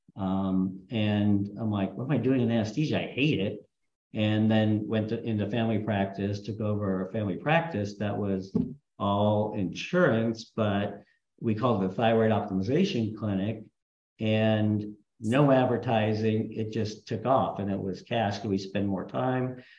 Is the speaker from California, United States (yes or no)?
yes; Huntington Beach, California, United States; also born or lived in Castro Valley, California / Berkeley, California / Los Angeles, California / St. Louis, Missouri; now in Redondo Beach, United States; I grew up in Huntington Beach